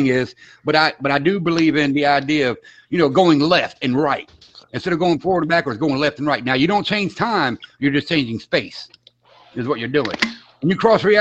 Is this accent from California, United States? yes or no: no; Florida, United States; accent: Southern; I'm from Florida.